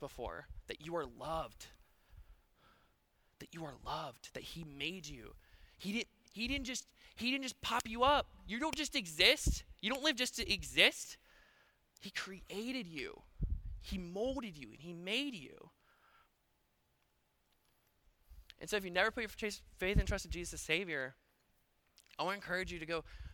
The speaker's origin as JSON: {"language": "English", "area": "Paulding County", "region": "Georgia", "country": "United States", "said": "I'm from Paulding County, and we're fix-it people"}